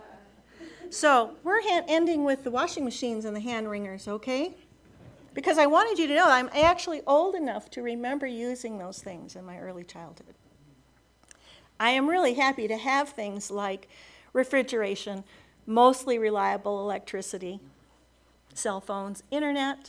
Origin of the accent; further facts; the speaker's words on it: United States; There's a small private college near my hometown. It's called Beloit College